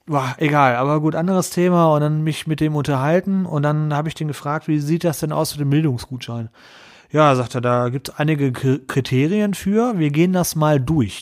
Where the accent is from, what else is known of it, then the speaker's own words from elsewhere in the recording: Essen, North Rhine-Westphalia, Germany; Ich bin gebürtiger Essener